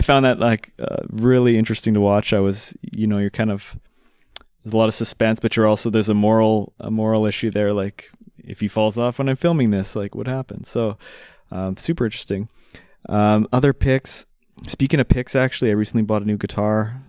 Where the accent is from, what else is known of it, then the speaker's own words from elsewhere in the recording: Canada; moved away; I signed up for X-Pac as a Canadian living abroad